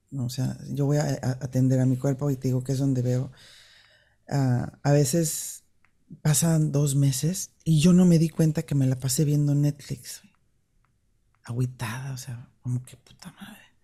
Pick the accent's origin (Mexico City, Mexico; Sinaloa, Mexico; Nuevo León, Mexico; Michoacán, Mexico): Mexico City, Mexico; yo crecí en el DF